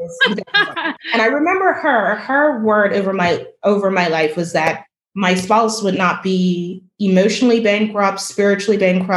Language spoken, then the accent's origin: English; Bermuda; my island